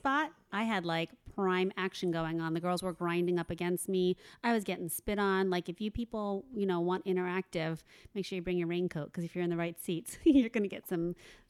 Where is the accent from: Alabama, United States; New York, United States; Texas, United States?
New York, United States; now in Los Angeles, United States; we're both from New York as well originally and made our way out here.